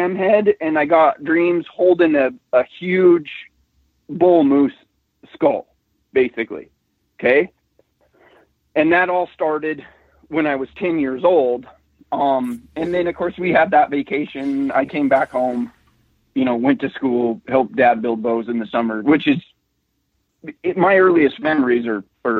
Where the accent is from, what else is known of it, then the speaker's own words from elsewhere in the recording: Montana, United States; I grew up in Montana, it's wild and free